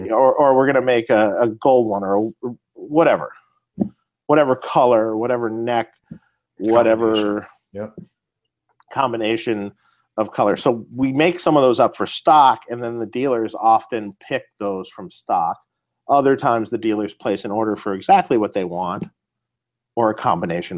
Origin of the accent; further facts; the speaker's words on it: Detroit, Michigan, United States; moved away as an adult; now in California, United States; I'm from Detroit